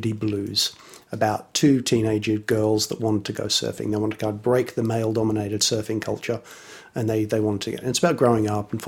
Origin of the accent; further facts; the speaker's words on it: Sydney, New South Wales, Australia; also born or lived in North London / Luton; now in London, United Kingdom; Born in North London, lived a little while in Luton when I was younger, and then we moved to Sydney in Australia when I was five or 6 years old.